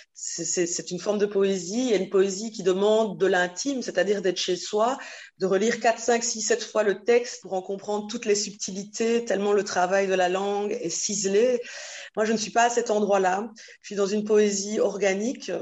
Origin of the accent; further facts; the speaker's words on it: Belgium; je suis née en Belgique, c'est ma terre de, de vie